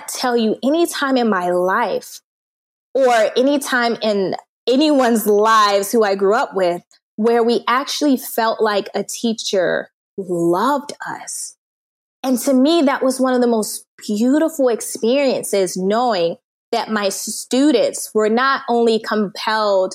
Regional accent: United States; moved away as an adult; also born or lived in Turkmenistan / South Korea; I'm an American

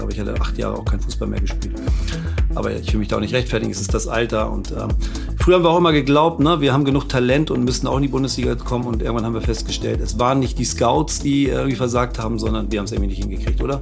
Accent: Hamburg, Germany; als Hamburger hat man, glaube ich, auch ohnehin, jetzt wenn man da gebürtig ist und damit aufgewachsen ist

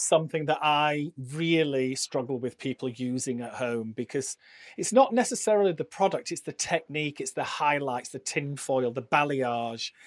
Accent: Barnsley, Yorkshire and the Humber, United Kingdom; I'm from Yorkshire, and I started uh, working in a salon in my hometown, which is Barnsley

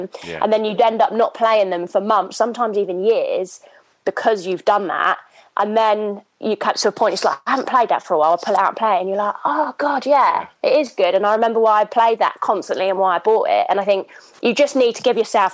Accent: Hythe, South East England, United Kingdom; now in London, United Kingdom; I grew up in Southampton, and I grew up on a farm in a little village called Hythe.

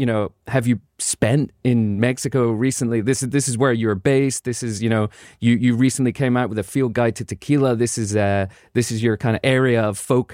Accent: Scotland, United Kingdom; I'm originally from Scotland, and people just assume that because of that, everyone from Scotland has an appreciation of Scotch whiskey and a deep understanding

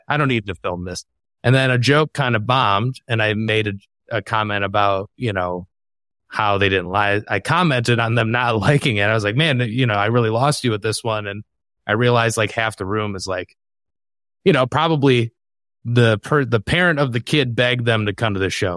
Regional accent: Michigan, United States; my home state of Michigan

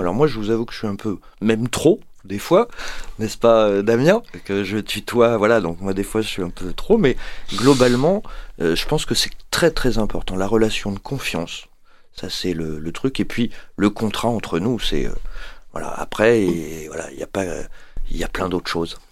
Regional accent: Paris, Île-de-France, France; moved away as an adult; now in Montpellier, France; moi je suis parisien au départ

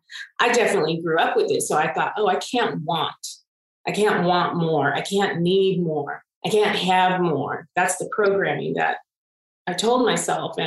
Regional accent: Pittsburg, California, United States; I was born and raised in Pittsburgh, California.

